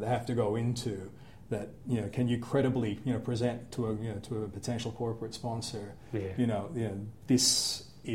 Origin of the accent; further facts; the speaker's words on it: South Australia, Australia; when I grew up in South Australia